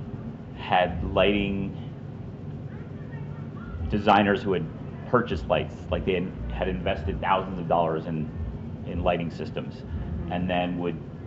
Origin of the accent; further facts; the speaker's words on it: Syracuse, New York, United States; I was born in Syracuse.